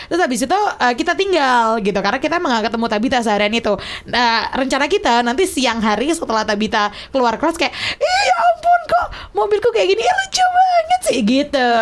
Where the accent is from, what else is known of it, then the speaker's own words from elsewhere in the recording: Yogyakarta, Special Region of Yogyakarta, Indonesia; Aku tuh lahir besar di Jogja